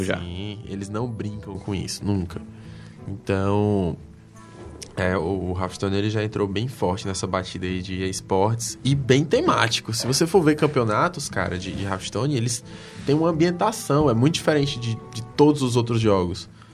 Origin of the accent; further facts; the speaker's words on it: Brazil; a gente é brasileiro